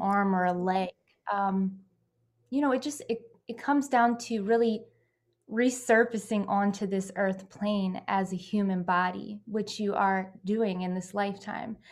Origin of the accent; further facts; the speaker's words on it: Pennsylvania, United States; I'm from Pennsylvania and, you know, United States